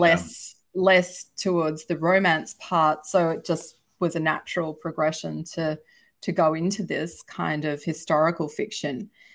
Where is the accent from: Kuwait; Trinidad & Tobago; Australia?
Australia; I've published in Australia, if you can probably tell from my accent, that's where I'm from